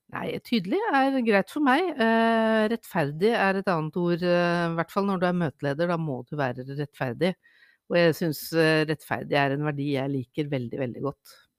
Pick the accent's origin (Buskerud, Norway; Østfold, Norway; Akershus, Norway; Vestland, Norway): Akershus, Norway; Lørenskog; now in Bærum, Norway; jeg er født på Lørenskog sentralsykehus.